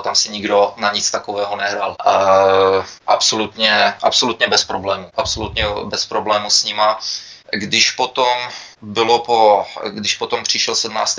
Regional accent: Czechia; moved away as an adult; also born or lived in United States; now in Canada; za těch 20 let, co jsem pryč, nebo přes 20 let, co jsem pryč z Čech

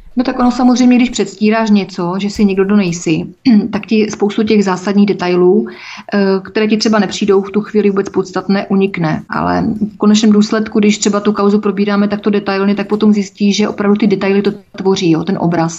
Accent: Czechia; jsem především občanka České republiky a nebudu nikde psát, že mám národnost evropskou, když mám národnost českou

